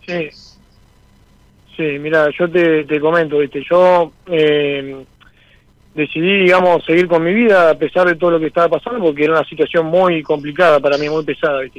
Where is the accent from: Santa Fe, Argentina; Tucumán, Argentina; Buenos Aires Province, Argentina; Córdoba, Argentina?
Santa Fe, Argentina; Santa Rosa de Calchines; soy de Santa Fe, Santa Rosa de Calchines, en un pueblito que está a 40 kilómetros de Santa Fe